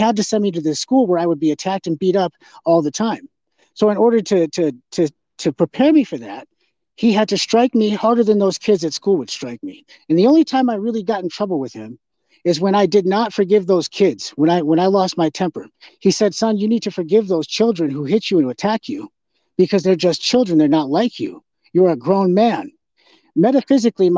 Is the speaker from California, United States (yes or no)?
no; North Dakota, United States; I grew up in North Dakota